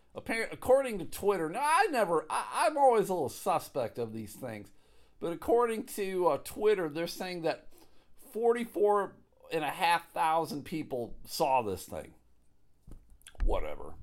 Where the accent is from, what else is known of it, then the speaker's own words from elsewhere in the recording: United States; as an American who pays taxes